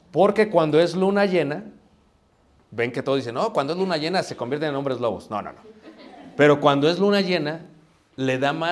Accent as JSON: {"language": "Spanish", "country": "Mexico", "said": "Pero nosotros ¿qué hacemos? somos mexicanos. Lo que importa es qué? Ahorrar."}